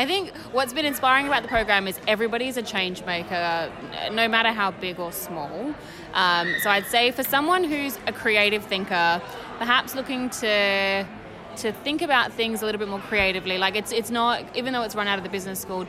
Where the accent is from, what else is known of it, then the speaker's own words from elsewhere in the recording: Perth, Western Australia, Australia; I'm from Perth, Australia.